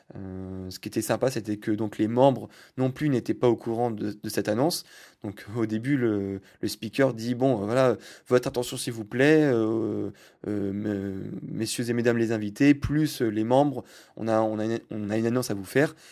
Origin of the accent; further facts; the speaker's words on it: France; je suis français